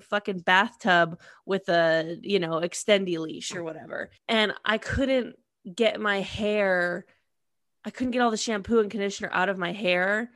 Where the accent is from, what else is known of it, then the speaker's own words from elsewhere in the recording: United States; I'm American